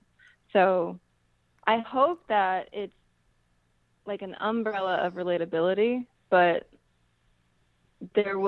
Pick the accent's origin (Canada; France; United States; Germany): United States; I'm black, black American, deliberately don't identify as African American